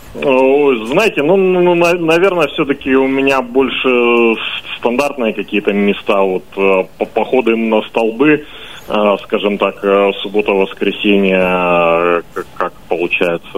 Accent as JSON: {"language": "Russian", "town": "Krasnoyarsk", "region": "Krasnoyarsk Krai", "country": "Russia", "tie": "born or raised there", "said": "как и любой, наверное, коренной красноярец"}